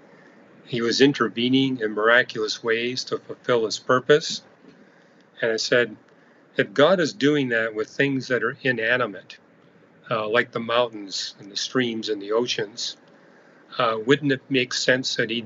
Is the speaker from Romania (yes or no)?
no; Canada; I'm an astrophysicist. I'm from Canada.